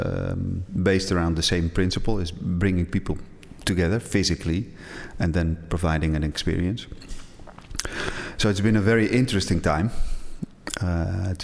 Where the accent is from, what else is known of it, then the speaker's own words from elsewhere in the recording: Edam, North Holland, Netherlands; In a very small village in Edam. It's about 30 minutes from Amsterdam